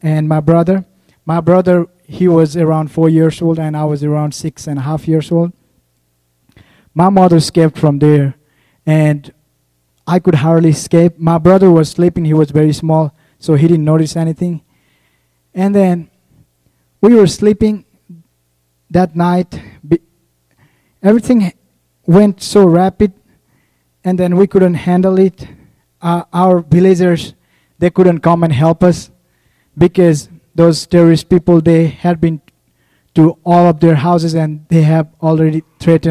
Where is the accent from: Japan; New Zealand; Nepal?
Nepal; moved away as an adult; I'm from Nepal.